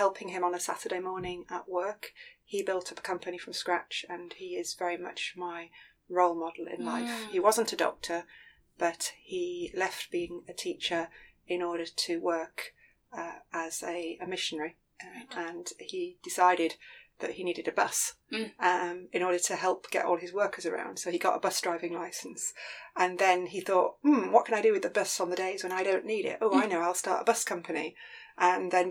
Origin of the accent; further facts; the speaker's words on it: Hull, Yorkshire and the Humber, United Kingdom; moved away as an adult; also born or lived in Philippines; now in London, United Kingdom; born and bred in Hull, Yorkshire